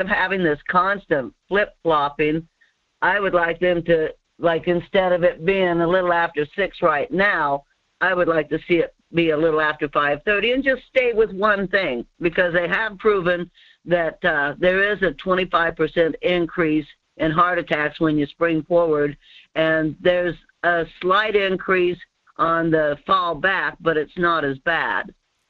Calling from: Denali area, Alaska, United States; calling from the Denali area.

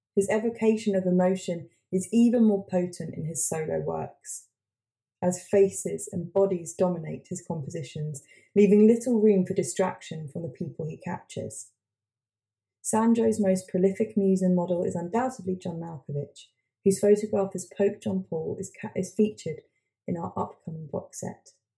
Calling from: London, United Kingdom; also born or lived in Hastings; we're based in London, but I'm calling from Hastings

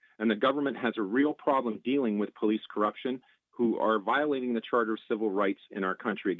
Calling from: Rigaud, Quebec, Canada; I'm calling from Rigo, Quebec

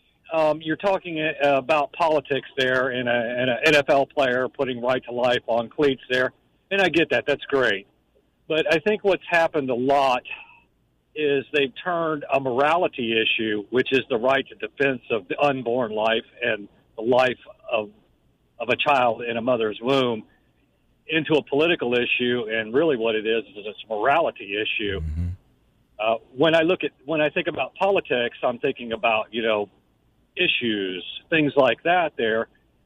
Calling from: Jacksonville, Florida, United States

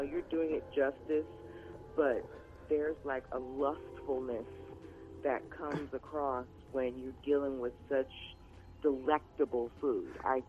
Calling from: Los Angeles, California, United States; I am calling from Los Angeles.

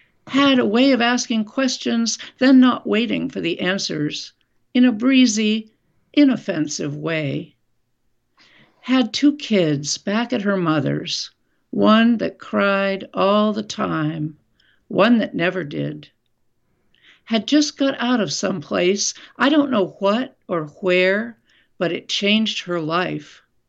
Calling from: Winooski, Vermont, United States; I'm in Winooski, Vermont.

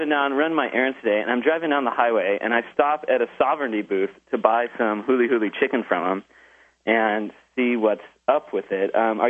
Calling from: Hawaii, United States

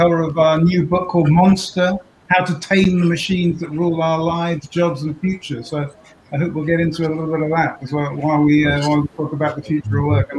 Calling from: Falmouth, Massachusetts, United States; I'm calling in from Cape Cod, Massachusetts, Falmouth Cape Cod in Massachusetts.

